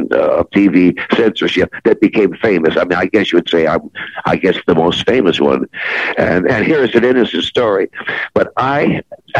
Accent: Jackson, Michigan, United States; moved away; also born or lived in Canton, Ohio / Cleveland, Ohio / Buffalo, New York / Detroit, Michigan; I was born in Canton, Ohio, and I was raised in Jackson, Michigan

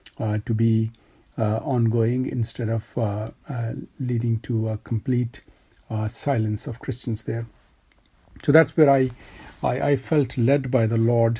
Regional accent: Pakistan; growing up in Pakistan, I went to obviously school, college and university

